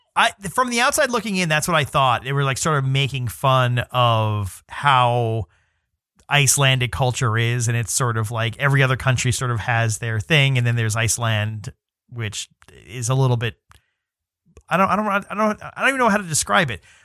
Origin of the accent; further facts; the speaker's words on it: New York City, New York, United States; I'm from New York City